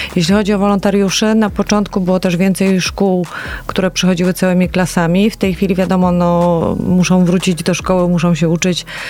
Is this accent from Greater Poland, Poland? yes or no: yes; Poznań, Greater Poland, Poland; jako poznanianki i poznaniacy